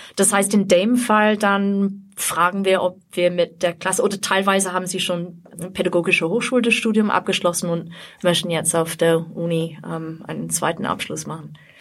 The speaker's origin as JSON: {"language": "German", "region": "England", "country": "United Kingdom", "second_language": "German", "moved": "as an adult", "lives_now": "Austria", "said": "also ich komme aus Großbritannien, aus mhm. England, aber ich wohne schon seit über 30 Jahren in Österreich insgesamt."}